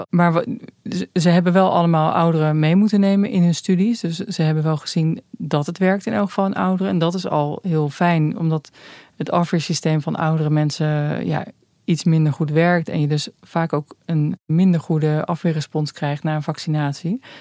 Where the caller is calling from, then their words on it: Rotterdam, South Holland, Netherlands; uit Rotterdam.